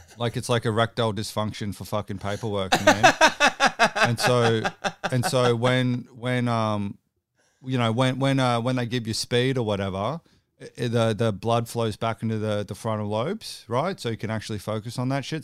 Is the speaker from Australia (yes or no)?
yes; Brisbane, Queensland, Australia; I'm actually from Brisbane